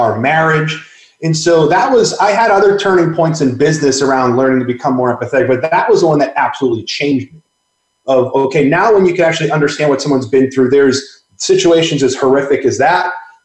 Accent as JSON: {"language": "English", "town": "Boston", "region": "Massachusetts", "country": "United States", "tie": "born or raised there", "also_born_or_lived": "Northwest", "moved": "as an adult", "said": "I grew up in the Northeast. I grew up in Boston."}